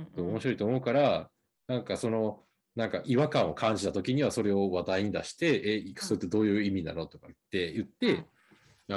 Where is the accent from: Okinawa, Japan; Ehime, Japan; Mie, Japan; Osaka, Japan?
Osaka, Japan; now in Hokkaido, Japan; 俺もさ、なんか大阪出身やけど